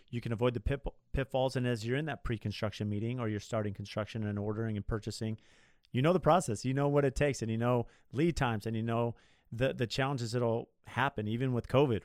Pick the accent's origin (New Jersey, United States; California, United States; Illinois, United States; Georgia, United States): California, United States; Southern; I grew up in Southern California